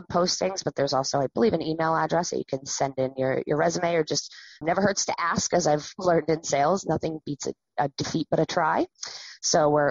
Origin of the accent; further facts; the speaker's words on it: Wells, Maine, United States; I grew up around the Wells area